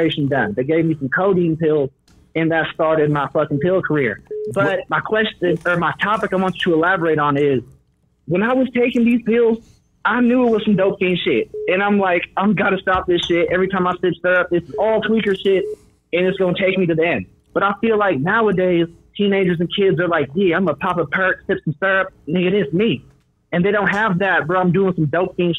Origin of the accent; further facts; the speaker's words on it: Clearlake, California, United States; I'm from Clear Lake, California